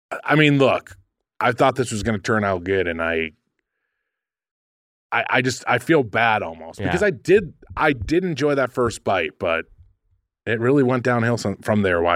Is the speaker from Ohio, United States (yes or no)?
yes; Dayton, Ohio, United States; I'm from Dayton, Ohio.